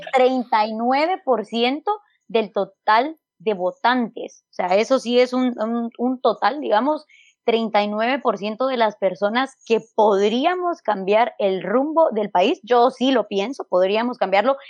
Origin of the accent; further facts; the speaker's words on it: Huehuetenango, Guatemala; moved away as an adult; regreso a Huehuetenango, que es donde vive mi familia, donde yo nací, donde yo crecí